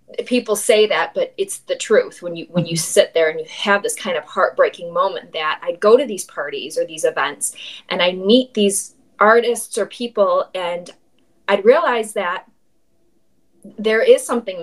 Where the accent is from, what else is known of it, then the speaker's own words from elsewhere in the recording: Midwest, United States; moved away; also born or lived in Los Angeles; we're both from the Midwest